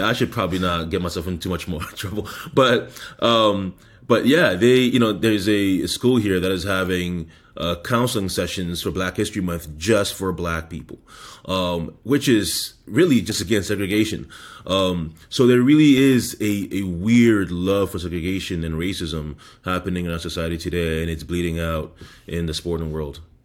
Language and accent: English; Canada; now in United States; I am Canadian